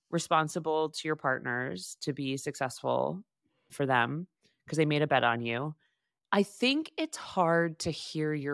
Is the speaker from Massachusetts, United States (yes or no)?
yes; Boston, Massachusetts, United States; now in New York, United States; because that makes me feel like it's why I came to New York from Boston.